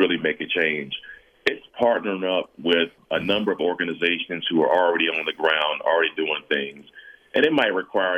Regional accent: San Diego, California, United States; moved away as an adult; also born or lived in Denver; now in Los Angeles, United States; my hometown of San Diego

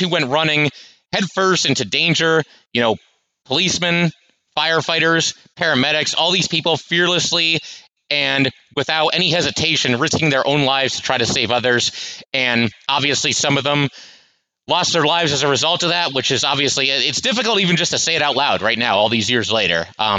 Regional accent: Connecticut, United States; I'm 15 years old. And, I grew up in Connecticut.

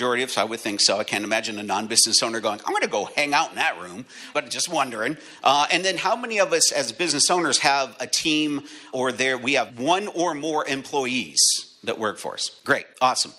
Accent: Erie, Pennsylvania, United States; moved away as an adult; now in Connecticut, United States; I'm from Erie, Pennsylvania. I just moved to Connecticut

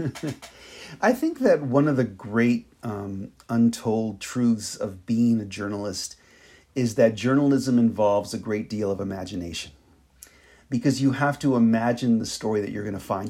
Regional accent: Los Angeles, California, United States; as a native of the city of Los Angeles

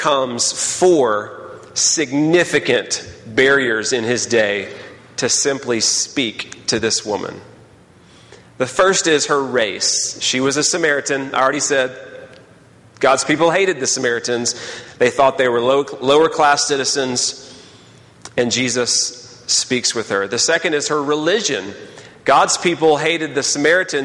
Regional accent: Texas, United States; moved away as an adult; now in Birmingham, United States; I was from Texas

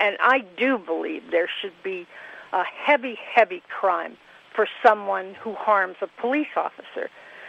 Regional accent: Miami, Florida, United States; now in New York, United States; I grew up in Miami, Florida. I was a young investigative reporter when you got fired for lying. And the first love of my life was a cop in Miami.

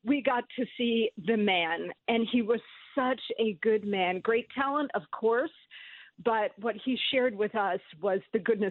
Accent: New Jersey, United States; I grew up in New Jersey, so I was always around New York television and New York radio

